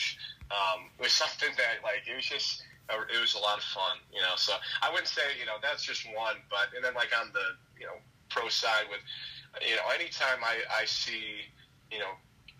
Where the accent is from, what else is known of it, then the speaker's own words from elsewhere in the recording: Rochester, New York, United States; I'm from Rochester, New York, and I was playing on a Buffalo, New York team that year